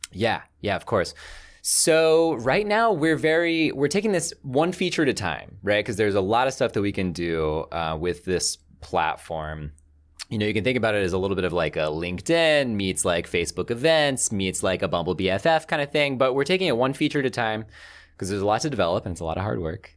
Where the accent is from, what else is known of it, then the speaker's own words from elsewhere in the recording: the South, United States; I grew up in the South.